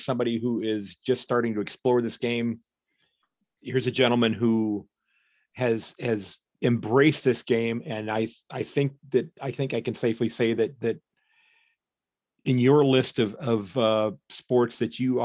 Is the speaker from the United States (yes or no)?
yes; United States; I'm an American